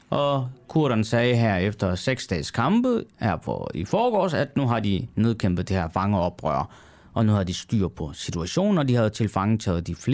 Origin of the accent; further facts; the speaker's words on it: Turkey; Det faktum, at jeg så også selv taler kurdisk, jeg er selv kurder mm. fra øh, Tyrkiet og jeg taler samme dialekt, som øh, kurderne i Syrien gør.